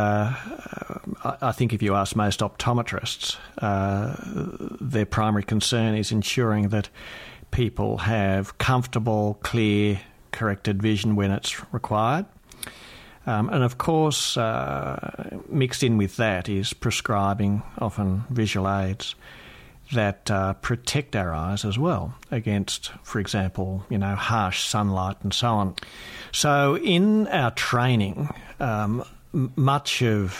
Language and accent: English; Australia; as an Australian optometrist